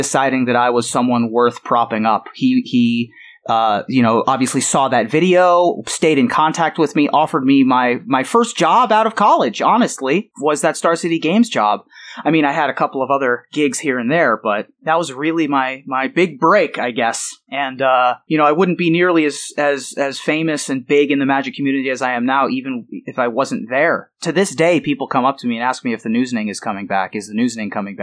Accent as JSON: {"language": "English", "town": "Columbus", "region": "Ohio", "country": "United States", "tie": "born or raised there", "also_born_or_lived": "Silver Spring, Maryland", "said": "I grew up in Columbus."}